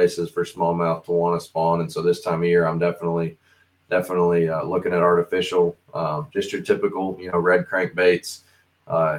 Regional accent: Southern Michigan, United States; moved away; I'm originally from Michigan, from Southern Michigan

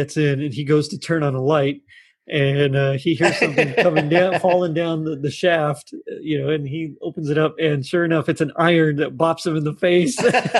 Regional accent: the South, United States; We're from the South.

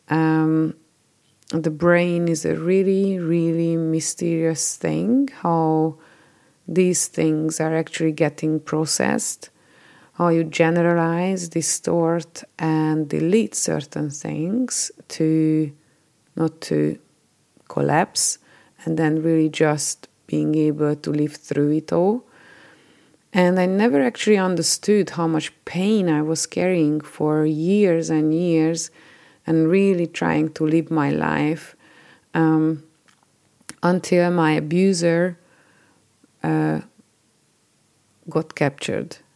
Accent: Hungary; moved away as an adult; I was born in Hungary and, uh, lived there till I was twenty-nine

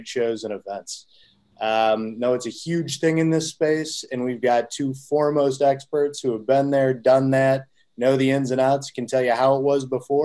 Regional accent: Chicago, Illinois, United States; here in Chicago, my hometown

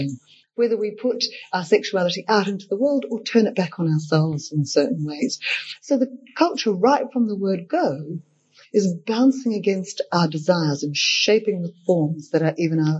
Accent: Australia; growing up in Australia

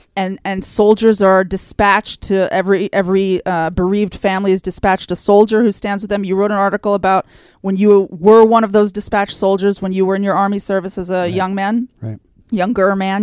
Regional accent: United States; moved away as an adult; now in Israel; I grew up in the United States

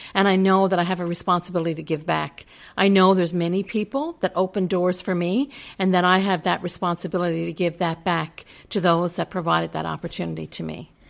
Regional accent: Newfoundland and Labrador, Canada; moved away; I am from Newfoundland and Labrador

